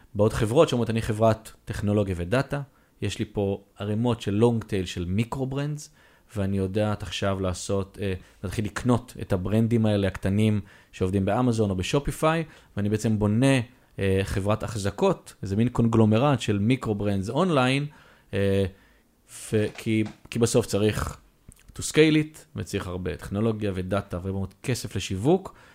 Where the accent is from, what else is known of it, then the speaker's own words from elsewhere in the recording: Israel; אנחנו ישראלים